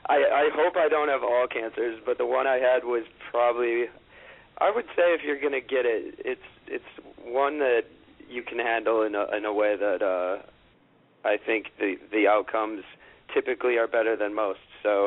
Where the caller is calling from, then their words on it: Manhattan, New York, United States; Right in Manhattan, in the heart of good old Midtown East.